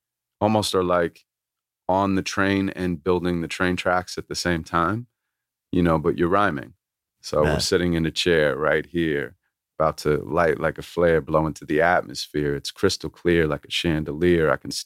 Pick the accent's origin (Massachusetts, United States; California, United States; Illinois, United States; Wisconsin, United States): California, United States; Santa Monica; That's literally where I'm from.